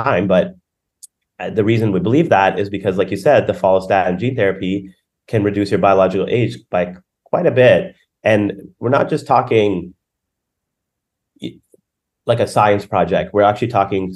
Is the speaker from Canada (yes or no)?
yes; Canada; I'm from Canada